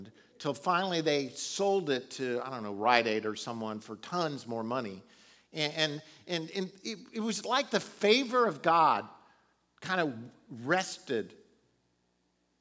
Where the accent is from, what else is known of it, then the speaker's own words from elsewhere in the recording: Florida, United States; Back when I was younger, I was raised in Florida